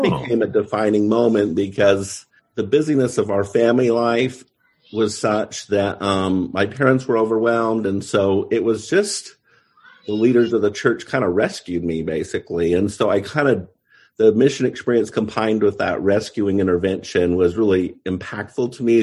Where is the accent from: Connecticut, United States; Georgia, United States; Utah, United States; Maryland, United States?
Utah, United States; Pleasant Grove; I grew up in Pleasant Grove, Utah